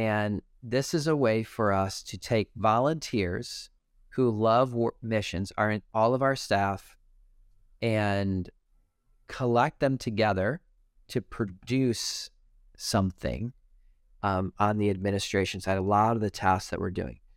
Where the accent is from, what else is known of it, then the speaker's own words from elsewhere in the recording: Detroit, Michigan, United States; now I'm from Detroit